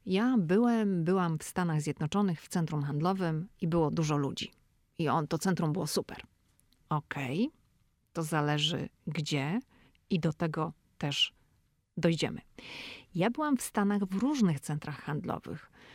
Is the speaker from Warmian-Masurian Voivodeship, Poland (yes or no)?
no; Szczecin, West Pomeranian Voivodeship, Poland; moved away as an adult; now in United States; ja pochodzę ze Szczecina